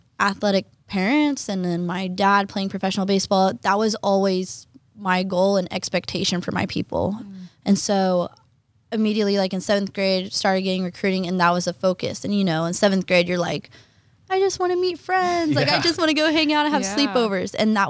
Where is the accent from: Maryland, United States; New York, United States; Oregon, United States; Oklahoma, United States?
Oklahoma, United States; moved away as an adult; I'm from Oklahoma.